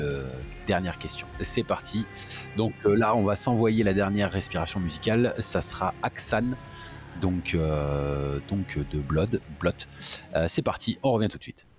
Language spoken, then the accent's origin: French; France; On est français, on a un accent de merde